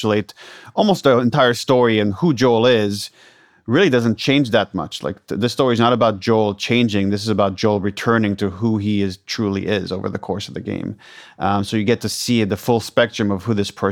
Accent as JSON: {"language": "English", "country": "Israel", "moved": "yes", "said": "I'm originally from Israel"}